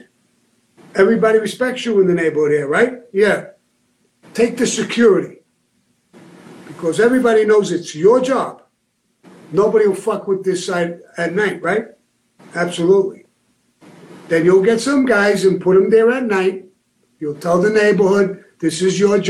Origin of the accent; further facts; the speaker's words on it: New York City, New York, United States; I came from Benson Hills, Brooklyn